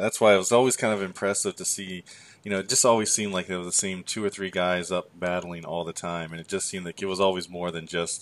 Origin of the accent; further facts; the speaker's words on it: United States; I grew up in the Delaware Maryland area